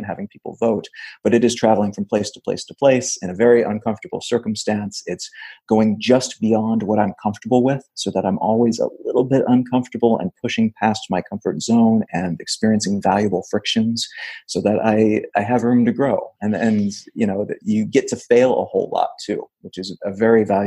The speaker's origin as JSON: {"language": "English", "region": "Missouri", "country": "United States", "tie": "born or raised there", "also_born_or_lived": "Los Angeles / Wichita, Kansas / Memphis, Tennessee", "moved": "as an adult", "said": "I grew up in Missouri"}